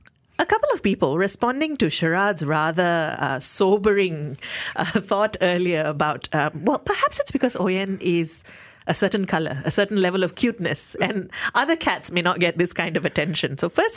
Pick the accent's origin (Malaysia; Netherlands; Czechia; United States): Malaysia; I went in for free because as a Malaysian, 30 days from your birth date, entry is free.